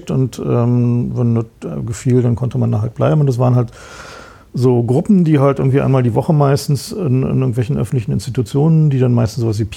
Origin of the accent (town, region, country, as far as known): East Germany, Germany